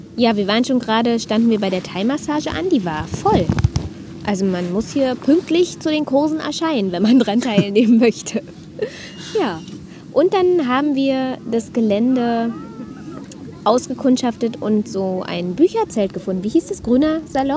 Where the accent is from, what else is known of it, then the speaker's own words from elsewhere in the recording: Berlin, Germany; wir kommen aus Berlin.